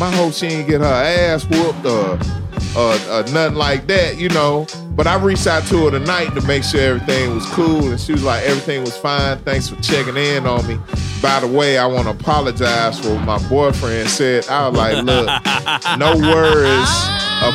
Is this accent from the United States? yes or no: yes; the South, United States; I'm from the South. We the Southern Vanguard